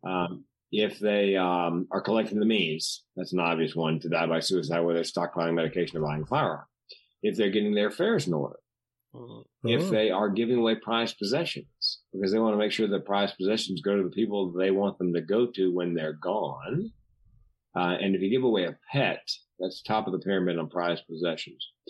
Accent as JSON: {"language": "English", "region": "the South", "country": "United States", "tie": "born or raised there", "said": "growing up in the South"}